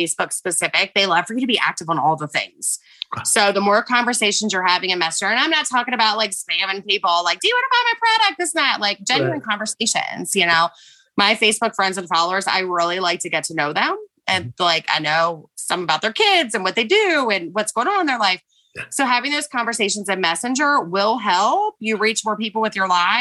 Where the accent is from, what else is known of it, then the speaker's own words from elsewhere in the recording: West Virginia, United States; moved away; also born or lived in Florida; I'm from West Virginia. I say, y'all, you know, like I'm a little bit country